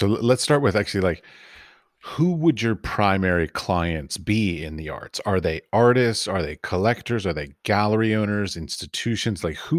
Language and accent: English; United States; moved away as an adult; I'm new to Europe. I'm American